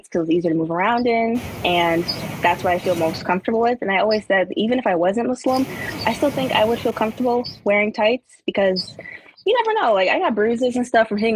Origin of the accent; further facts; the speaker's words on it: Rochester, New York, United States; I'm a rising junior now. And I'm from Rochester, New York